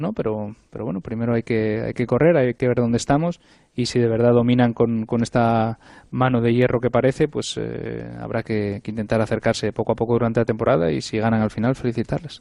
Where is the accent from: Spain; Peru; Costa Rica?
Spain; soy español